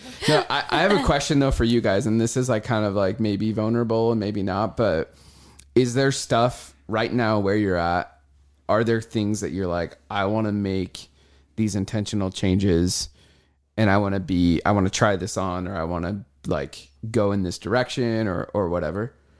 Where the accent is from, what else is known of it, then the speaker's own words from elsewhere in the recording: Nampa, Idaho, United States; I'm from Nampa, by the way.